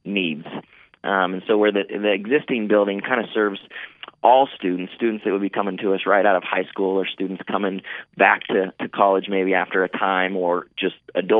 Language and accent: English; Bend, Oregon, United States; also born or lived in Prineville, Oregon / Madras, Oregon; Born and raised in Bend, spent about 10 years in the community of Prineville.